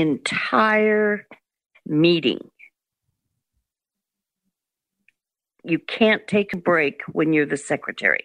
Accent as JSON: {"language": "English", "town": "Bend", "region": "Oregon", "country": "United States", "tie": "born or raised there", "also_born_or_lived": "Beaverton, Oregon", "lives_now": "Portland, United States", "said": "I grew up in Bend, Oregon."}